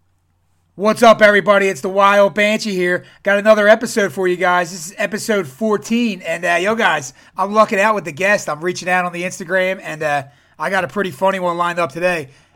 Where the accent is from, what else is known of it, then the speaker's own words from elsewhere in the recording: Philadelphia, Pennsylvania, United States; And I got an accent, too. So if I'm saying something you can't understand, just let me know, because I'm from Philadelphia.